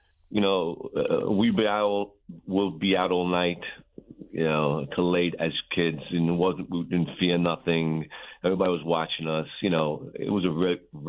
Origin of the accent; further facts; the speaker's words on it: New York City, New York, United States; Born and raised in a neighborhood there until I was, you know, mid 30 years old, the time I even left the block.